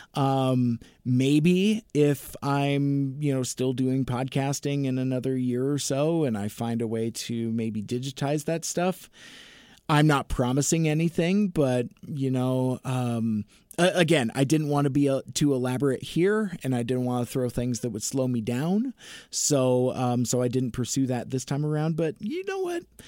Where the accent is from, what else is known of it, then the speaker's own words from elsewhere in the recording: Seattle, Washington, United States; I was born in Seattle. I've lived in the, in the Seattle area my entire life. It's my home